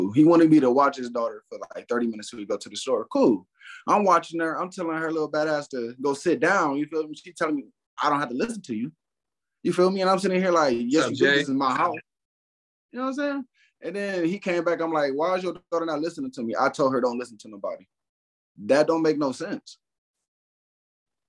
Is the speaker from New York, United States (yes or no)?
no; San Bernardino, California, United States; now in Cleveland, United States; I'm from California, San Bernardino. So, you know, I was raised around gang bangers